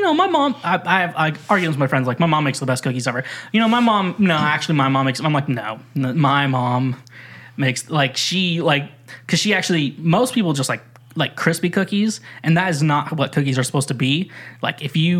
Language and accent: English; Midwest, United States; moved away as an adult; also born or lived in Kansas / Missouri; now in the South, United States; Now that I live in the South, it's kind of like I'm from the Midwest